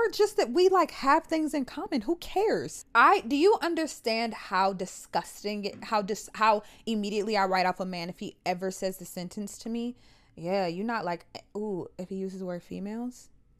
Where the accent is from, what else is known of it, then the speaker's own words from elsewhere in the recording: United States; I can only speak to America because I'm American.